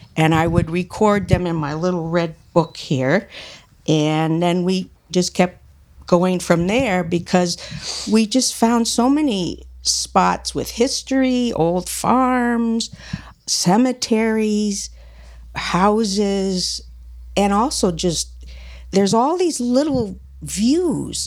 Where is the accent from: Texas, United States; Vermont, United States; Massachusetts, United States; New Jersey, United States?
Vermont, United States; Middlebury; also born or lived in Illinois / upstate New York; I grew up in Middlebury